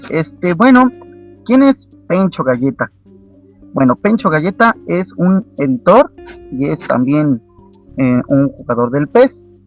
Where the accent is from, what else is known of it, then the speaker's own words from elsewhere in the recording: Querétaro, Mexico; ¿de dónde eres, querido amigo? De Querétaro. De Querétaro, México. ¿Cuántos años tienes? 16. ¿16 años? Sí.